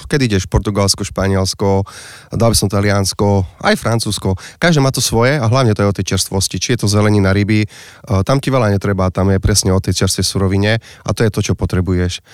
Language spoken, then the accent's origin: Slovak; Slovakia; ja pochádzam z Pisknovej